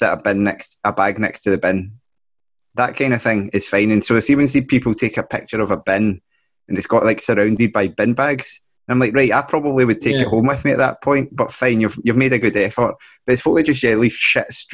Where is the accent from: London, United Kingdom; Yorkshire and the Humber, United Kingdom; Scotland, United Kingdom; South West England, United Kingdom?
Scotland, United Kingdom; Ayrshire; I grew up in Ayrshire. We lived near lots of beaches